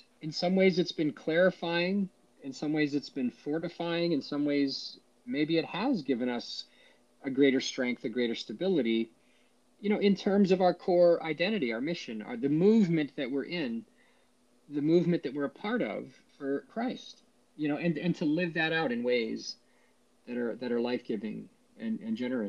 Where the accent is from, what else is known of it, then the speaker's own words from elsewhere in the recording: Washington, District of Columbia, United States; growing up in the Washington, D.C. metro area